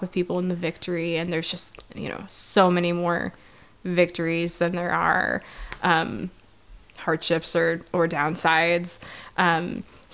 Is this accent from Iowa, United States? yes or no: yes; Iowa, United States; now in South Bend, United States; I grew up in Iowa